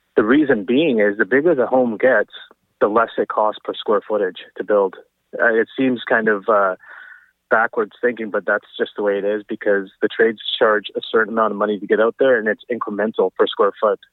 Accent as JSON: {"language": "English", "town": "Abbotsford", "region": "British Columbia", "country": "Canada", "tie": "born or raised there", "also_born_or_lived": "Surrey / Burnaby", "said": "I was born and raised in Abbotsford"}